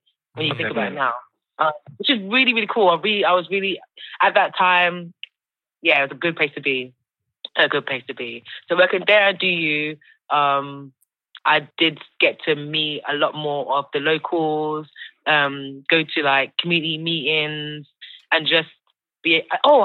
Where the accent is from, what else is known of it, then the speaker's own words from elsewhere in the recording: London, United Kingdom; Born and bred in Peckham. Yeah. So I grew up in Peckham